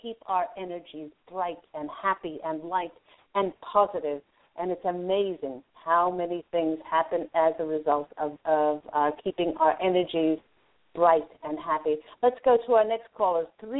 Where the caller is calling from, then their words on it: Los Angeles, California, United States; calling from my area, Los Angeles.